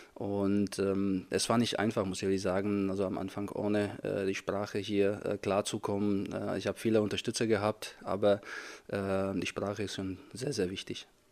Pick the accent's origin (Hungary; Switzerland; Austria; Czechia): Czechia; German is a second language; moved away as an adult; also born or lived in Fürth, Germany; now in Germany; ungefähr 100 Kilometer entfernt ist von meinem Heimatort, wo ich groß geworden bin